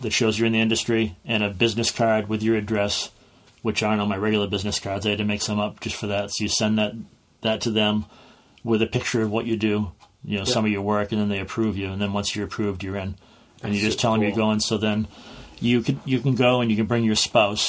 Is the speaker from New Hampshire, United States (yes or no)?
yes; Plaistow, New Hampshire, United States; And I tell her I'm from Plasto.